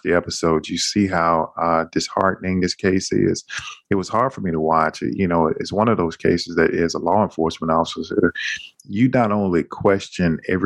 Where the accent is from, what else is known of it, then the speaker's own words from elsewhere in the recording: the South, United States; accent: heavy Southern accent; I'm from the South and we don't even have R's in our vocabulary